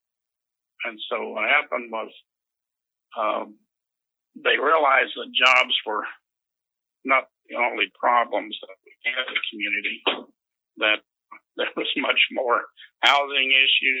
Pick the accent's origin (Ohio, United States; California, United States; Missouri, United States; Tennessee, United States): Tennessee, United States; moved away as an adult; also born or lived in Chicago, Illinois; now in Huntsville, United States; I was from the South and was considered to be, a backwards hillbilly